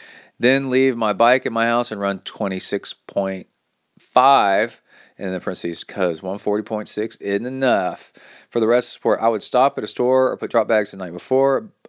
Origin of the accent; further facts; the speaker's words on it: Key West, Florida, United States; several years ago, I dreamed up of doing my own solo long course triathlon right here in my hometown, the island of Key West, Florida.